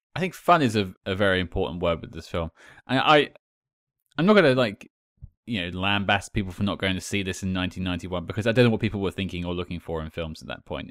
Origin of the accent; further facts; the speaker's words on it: United Kingdom; I'm British